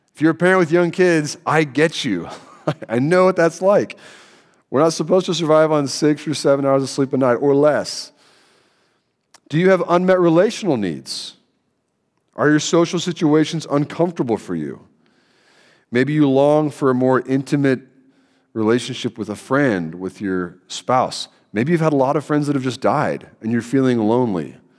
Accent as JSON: {"language": "English", "region": "Central Kentucky", "country": "United States", "moved": "yes", "said": "I'm from Kentucky, Central Kentucky"}